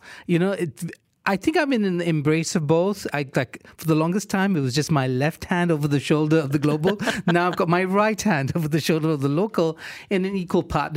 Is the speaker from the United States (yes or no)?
no; Johor Bahru, Johor, Malaysia; growing up in Johor Bahru, I was living in the city, but, you know, it was suburban Johor Bahru in the 70s